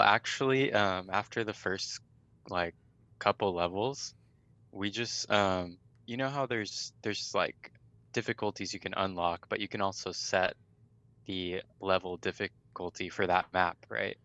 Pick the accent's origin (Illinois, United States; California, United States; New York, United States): California, United States; Riverside; born and raised in California, Riverside, California